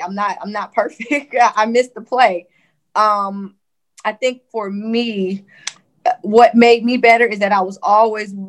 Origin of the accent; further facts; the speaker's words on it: Compton, California, United States; growing up in Compton, it was different because I hadn't been out of Compton